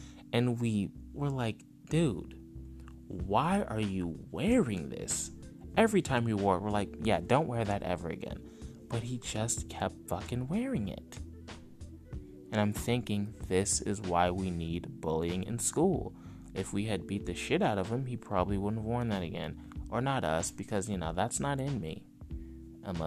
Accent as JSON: {"language": "English", "region": "California", "country": "United States", "said": "I'm from California"}